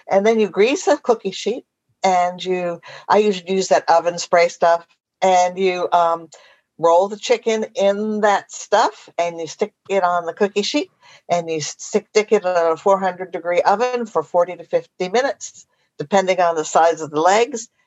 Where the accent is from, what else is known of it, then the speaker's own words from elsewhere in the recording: Bellingham, Washington, United States; I'm from Bellingham, Washington.